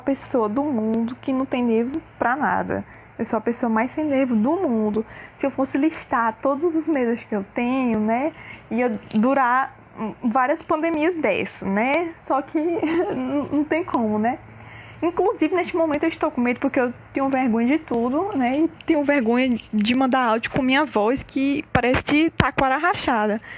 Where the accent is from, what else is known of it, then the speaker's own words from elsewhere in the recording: Teresina, Piauí, Brazil; eu sou da Chapada do Corisco, a capital dos raios e dos relâmpagos, vulgo Teresina